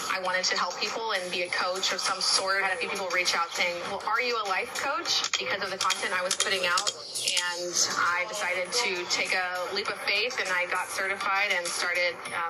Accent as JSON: {"language": "English", "town": "San Antonio", "region": "Texas", "country": "United States", "tie": "born or raised there", "said": "I'm born and raised in San Antonio"}